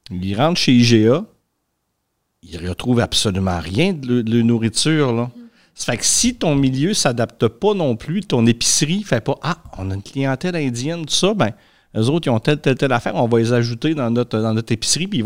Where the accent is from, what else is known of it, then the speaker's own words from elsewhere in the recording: Quebec, Canada; now in Greece; Moi, si je viens, je viens, bon, viens du Québec, puis je suis, euh, je suis en Grèce, ben, m'a mangé euh, comme les Grecs, sauf qu'un soir, ben, je vais aller faire un souper, peut-être bien typiquement québécois